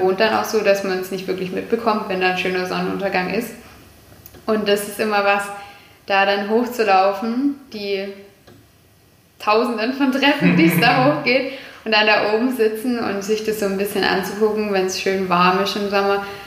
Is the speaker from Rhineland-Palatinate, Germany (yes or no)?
no; Kuppingen, Baden-Württemberg, Germany; also born or lived in Jettingen; now in Herrenberg, Germany; man ist im Teilort aufgewachsen und ich bin absolute Kuppingerin